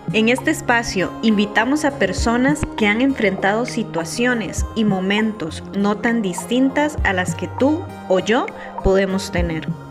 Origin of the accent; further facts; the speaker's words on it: Costa Rica; tengo nueve años ya en la fraternidad y soy de Costa Rica